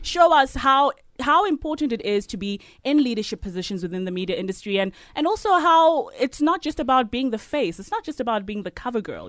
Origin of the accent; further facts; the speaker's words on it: Queenstown, Eastern Cape, South Africa; moved away; I grew up in Queenstown